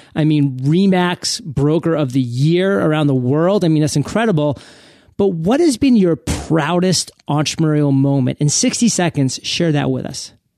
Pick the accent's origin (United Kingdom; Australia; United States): United States; New England; I'm a Red Sox fan, born and raised in New England